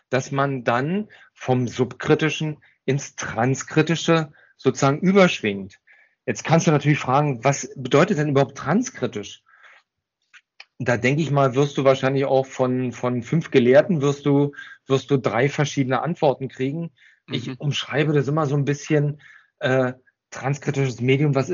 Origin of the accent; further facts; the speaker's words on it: Berlin, Germany; Ich bin waschechter Berliner, was man eventuell vielleicht nicht hört.